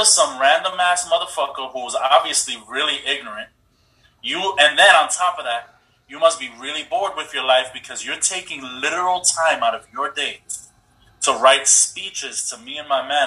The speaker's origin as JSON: {"language": "English", "region": "New York", "country": "United States", "said": "we're from New York"}